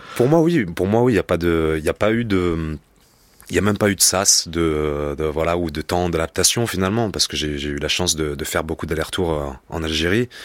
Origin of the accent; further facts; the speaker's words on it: Rennes, Brittany, France; on vient du sud de Rennes, voilà, donc c'est on est entouré de, béton